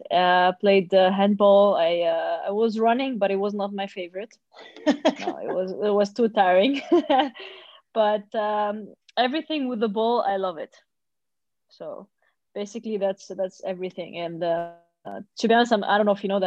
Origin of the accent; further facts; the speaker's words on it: Sousse, Sousse Governorate, Tunisia; also born or lived in Tunis, Tunisia; I'm from Sousse, which is 140 kilometers far from Tunis, the capital